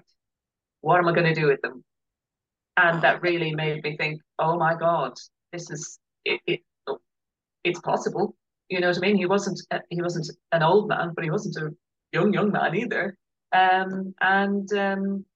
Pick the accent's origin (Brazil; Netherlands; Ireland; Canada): Ireland; now in United Kingdom; we're very Irish